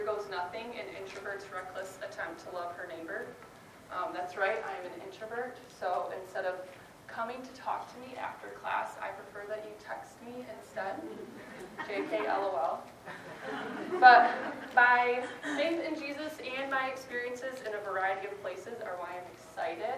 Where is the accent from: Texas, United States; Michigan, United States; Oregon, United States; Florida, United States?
Michigan, United States; Grand Rapids; moved away as an adult; also born or lived in Sioux Center, Iowa / Guatemala / Chicago suburbs, Illinois; now in Milwaukee, United States; I'm originally from Grand Rapids, Michigan